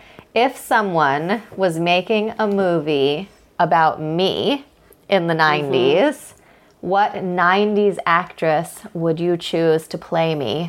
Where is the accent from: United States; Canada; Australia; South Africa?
United States; I'm American, so I say season finale.